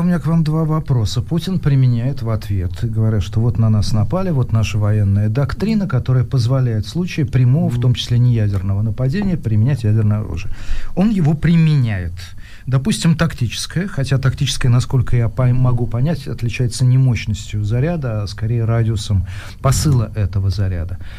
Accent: Ivanovo, Ivanovo Oblast, Russia; я человек прямой, ивановский, никакой не петербургский

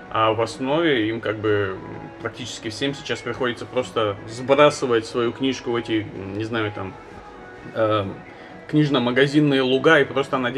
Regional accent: Makhachkala, Dagestan, Russia; Я из Махачкалы.

